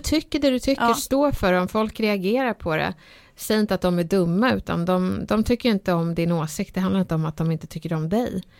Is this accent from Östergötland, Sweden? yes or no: no; Stockholm, Stockholm County, Sweden; när jag var liten och jag växte upp i Bredäng